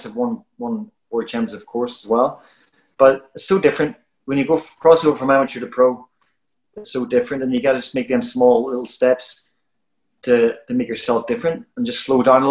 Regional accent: Belfast, Northern Ireland, United Kingdom; moved away; where I come from, I I was born in Shankill Road in Belfast

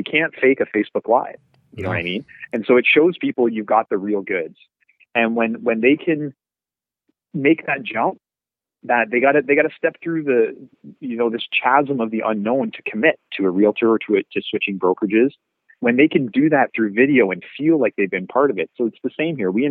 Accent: Brantford, Ontario, Canada; I had almost a decade in my hometown of being a realtor

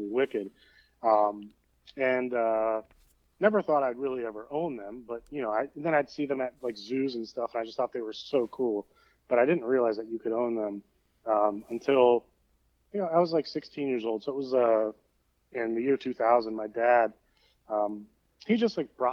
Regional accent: Northeast Ohio, United States; growing up in Northeast Ohio

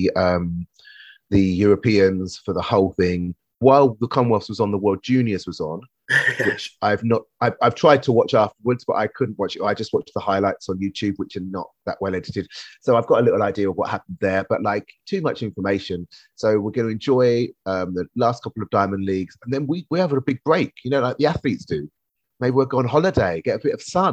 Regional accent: United Kingdom; as a Brit ourselves

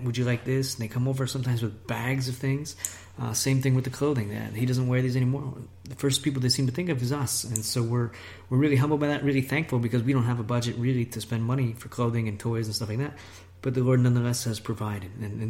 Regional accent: United States; moved away as an adult; now in Italy; I'm from America.

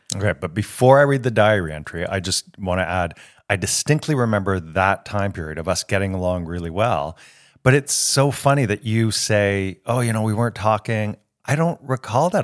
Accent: Toronto, Ontario, Canada; moved away as an adult; also born or lived in United States; now in France; I get homesick for Toronto if I haven't been back in about a year. But I, to my core, I believe that I'm Canadian.

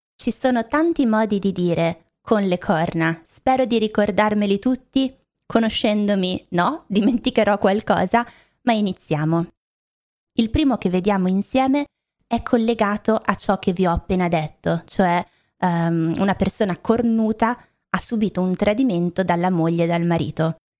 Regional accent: Milan, Lombardy, Italy; also born or lived in Rome; Io non sono romana, non sono di Roma, ma ehm, sono di Milano o vicino a Milano

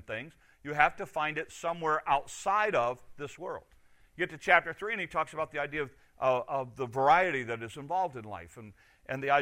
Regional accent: United States; as an American citizen

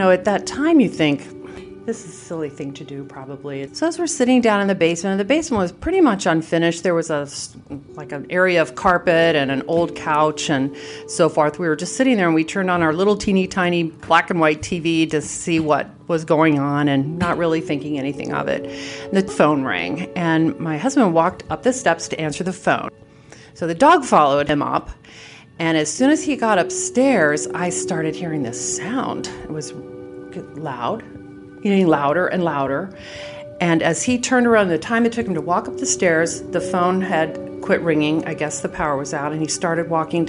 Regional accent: California, United States; moved away; I grew up in California

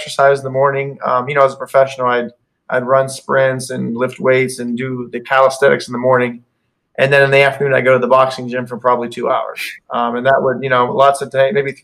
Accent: Youngstown, Ohio, United States; moved away as an adult; also born or lived in Cape Coral, Florida; now in Naples, United States; I'm from Youngstown, Ohio originally

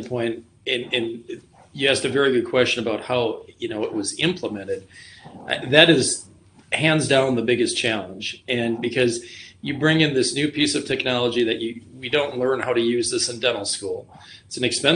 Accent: Rhinelander, Wisconsin, United States; also born or lived in Green Bay; now in Wausau, United States; I'm from Rhinelander originally.

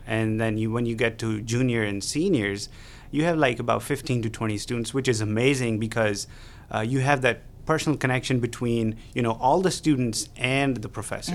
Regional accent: Pakistan; moved away as an adult; now in Beaumont, United States; I am an international student from Pakistan

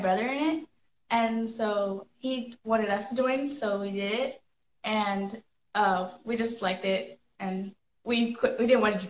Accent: Arizona, United States; we were born and raised in Arizona.

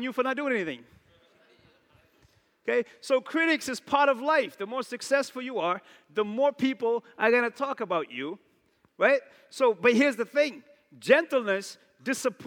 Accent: New Bedford, Massachusetts, United States; I'm from New Bedford

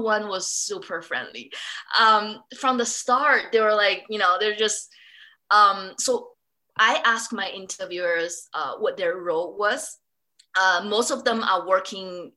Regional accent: Singapore; moved away; also born or lived in London, United Kingdom; I grew up in Singapore, I study in London School of Economic and Political Science.

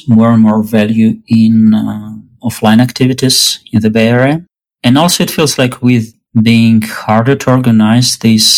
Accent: Russia; moved away as an adult; now in Berkeley, United States; I grew up in Russia. I moved to US about 6 years ago.

